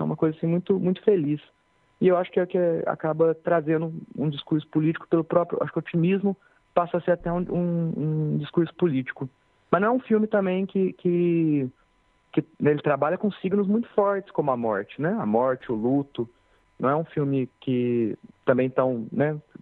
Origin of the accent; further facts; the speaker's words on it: Pouso Alegre, Minas Gerais, Brazil; moved away as an adult; now in Cachoeira, Brazil; eu sou de Pouso Alegre